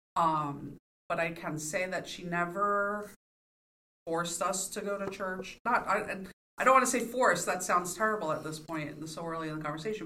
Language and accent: English; New York, United States; moved away as an adult; now in Pittsburgh, United States; I was born and raised in New York